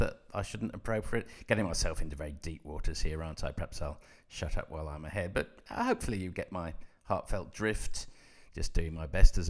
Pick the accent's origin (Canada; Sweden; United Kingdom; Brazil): United Kingdom; Coventry, West Midlands; growing up in Coventry as I did